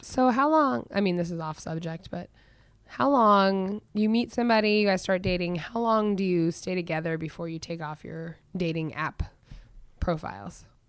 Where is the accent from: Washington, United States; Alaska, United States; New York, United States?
Alaska, United States; Goat Creek, Matanuska Valley; I'm from Goat Creek